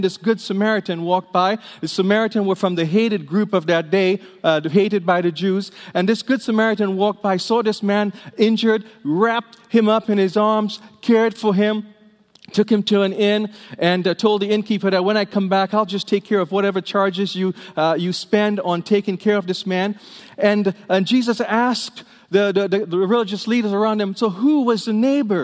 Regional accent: Trinidad & Tobago; now in United States; I grew up in Trinidad in the Caribbean

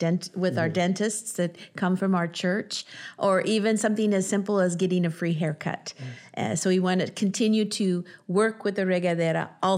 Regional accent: United States; Dwayne and I grew up in Purpose Church with solid biblical teaching and sound doctrine

